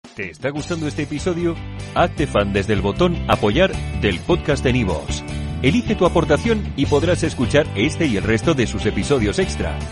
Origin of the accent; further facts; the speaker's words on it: Argentina; soy de Latinoamérica